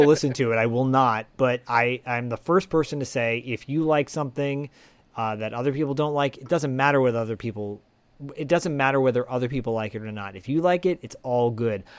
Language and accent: English; Bay Area, California, United States; growing up in the Bay Area